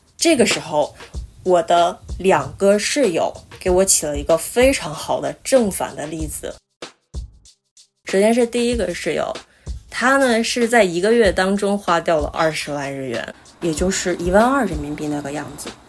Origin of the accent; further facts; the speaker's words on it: Liaoning, China; moved away as an adult; now in Kobe, Japan; 我是辽宁人，现在在日本神户读本科，正在准备考研